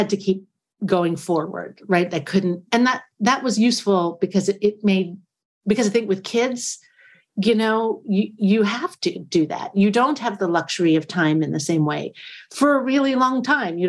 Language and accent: English; United States; I'm an American person